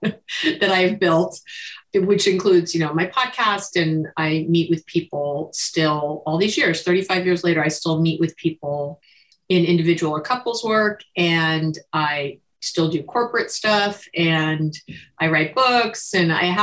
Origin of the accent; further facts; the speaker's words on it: New York, United States; now in Berkeley, United States; I'm a New Yorker, transplanted